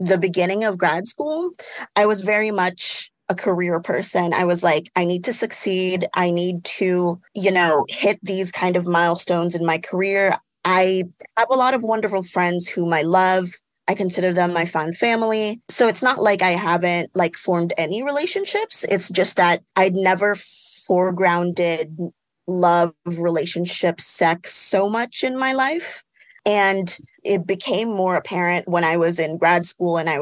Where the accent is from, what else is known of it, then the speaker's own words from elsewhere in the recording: Southern California, United States; also born or lived in Philippines; I was actually born in the Philippines, but I grew up essentially in Southern California